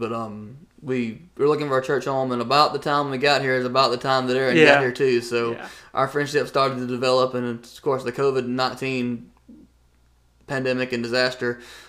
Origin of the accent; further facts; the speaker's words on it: United States; moved away as an adult; now in Tennessee, United States; I'm originally from the Alabama / Mississippi area. I moved up here about a year ago.